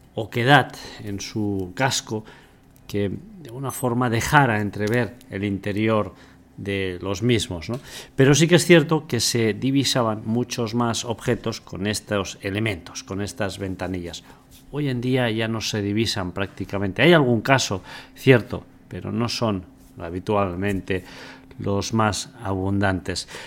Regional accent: Andorra; yo vivo en Andorra y soy andorrano y no soy español

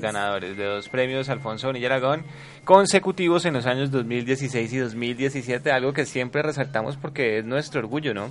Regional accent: Cali, Valle del Cauca, Colombia; de nosotros como caleños

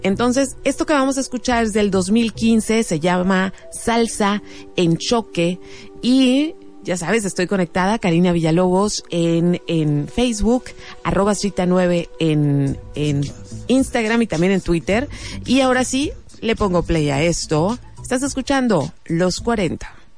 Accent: Mexicali, Baja California, Mexico; los mexicalenses

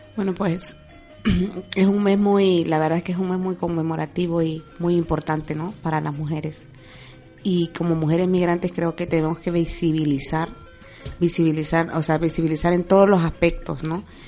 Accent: Honduras; moved away as an adult; now in Spain; Dejar mi vida yo en Honduras y venirme para España

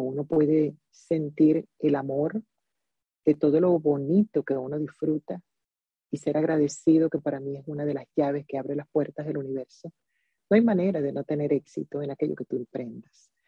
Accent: Zulia, Venezuela; moved away as an adult; also born or lived in Maracaibo; now in United States; siempre seré venezolana

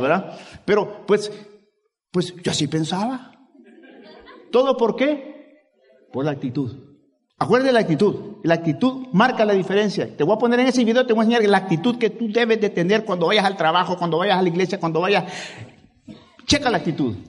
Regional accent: El Salvador; moved away; Yo vine del Salvador. No se nota, ¿verdad?

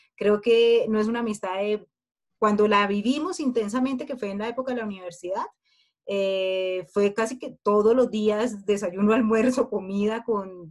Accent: Colombia; nosotras somos unas mujeres colombianas

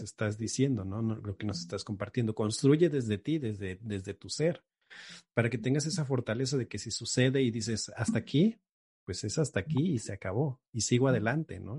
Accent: Xalapa, Veracruz, Mexico; regreso aquí a, Jalapa, de donde soy

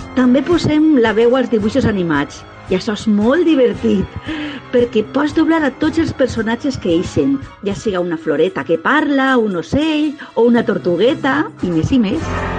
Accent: Alboraia, Valencian Community, Spain; al País Valencià, al meu poble, al Boralla

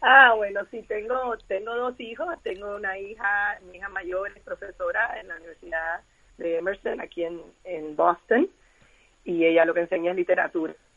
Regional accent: Cuba; soy cubana como dijiste

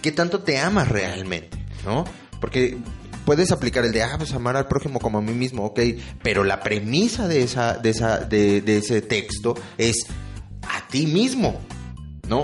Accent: Mexico; nuestro país y nosotros como mexicanos

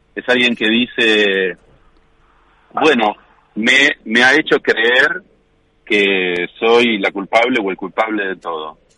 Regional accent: Coronel Dorrego, Buenos Aires Province, Argentina; moved away; also born or lived in La Plata; yo vivía en La Plata hasta los 36, 37 años y después me volví a Coronel Dorrego, que es mi pueblo, donde, me, donde nací

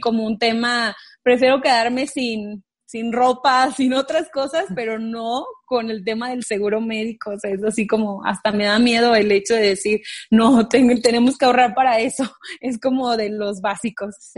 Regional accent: Guanajuato, Mexico; moved away as an adult; now in Chihuahua, Mexico; somos de Guanajuato

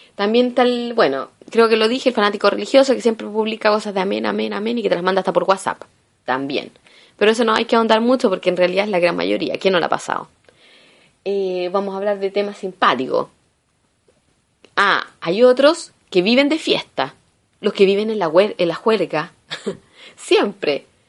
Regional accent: Chile; moved away as an adult; now in Italy; soy chilena

